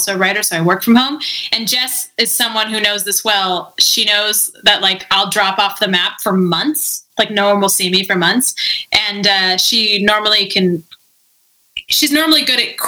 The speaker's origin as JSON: {"language": "English", "town": "Vancouver", "region": "British Columbia", "country": "Canada", "tie": "born or raised there", "said": "I'm from BC. I'm from Vancouver. I grew up, like, for 4 months out of the year on an island in the middle of the ocean."}